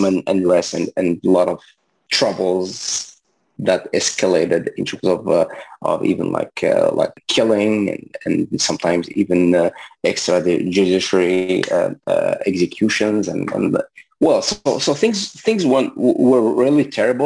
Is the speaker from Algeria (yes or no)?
yes; Algeria; English is a second language; moved away as an adult; also born or lived in Libya; now in Montreal, Canada; originally, I'm from Algeria. So I was born there and raised there